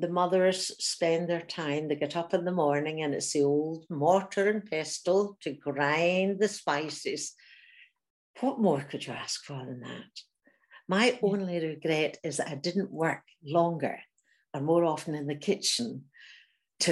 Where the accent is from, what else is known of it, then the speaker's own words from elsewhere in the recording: Glasgow, Scotland, United Kingdom; moved away as an adult; also born or lived in Germany; I was from Glasgow, hadn't really travelled very much. I was only 20